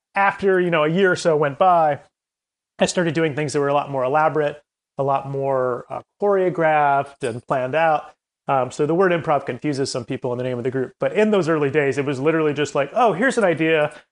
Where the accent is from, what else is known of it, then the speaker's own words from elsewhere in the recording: Columbia, South Carolina, United States; moved away as an adult; also born or lived in Chapel Hill, North Carolina; I, I grew up in Columbia, South Carolina